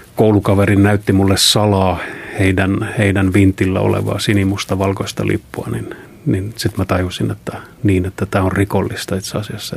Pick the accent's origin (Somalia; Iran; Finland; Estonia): Estonia; Palivere, Lääne County; moved away; also born or lived in Tallinn; kotosin olen tällaisesta pienestä kylästä 23 kilometriä Haapsalusta Tallinnan päin. Palivere on sen nimi. Ja siellä tosiaan synnyn siis Tallinnassa, mutta aika lailla heti syntymisen jälkeen muutettiin Palivereen.